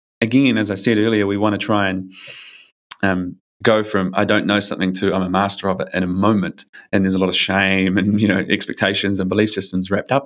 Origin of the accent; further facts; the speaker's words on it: New Zealand; now in Australia; I'm from New Zealand. I usually live in Australia, but I'm in New Zealand now.